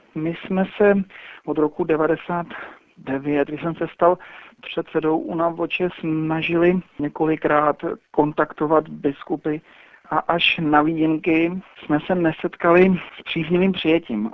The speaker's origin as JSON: {"language": "Czech", "region": "Prague", "country": "Czechia", "also_born_or_lived": "Teplice", "moved": "as an adult", "lives_now": "Teplice area, Czech Republic", "said": "Já jsem původem Pražák"}